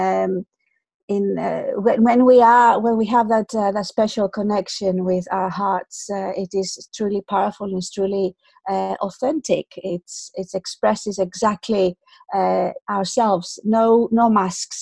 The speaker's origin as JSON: {"language": "English", "town": "Athens", "region": "Attica", "country": "Greece", "moved": "as an adult", "lives_now": "United Kingdom", "said": "I am Greek, I'm from Athens. Originally, I've lived in the UK for more than 20 years now."}